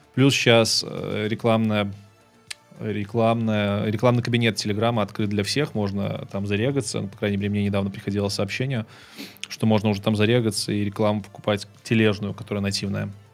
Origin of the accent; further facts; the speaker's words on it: Belarus; moved away as an adult; also born or lived in Kyiv; now in Poland; так как я из Беларуси, я белорусским неплохо владею